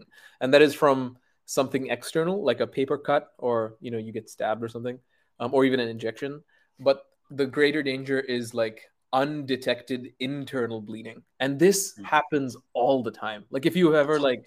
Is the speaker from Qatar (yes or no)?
yes; Qatar; I grew up in Qatar, of all places